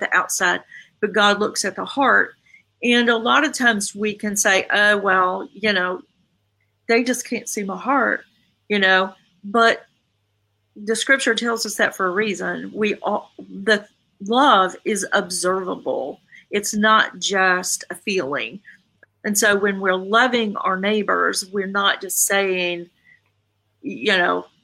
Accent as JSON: {"language": "English", "region": "the South", "country": "United States", "said": "I'm from the South. You know, we say, yes, sir. We say, no, sir."}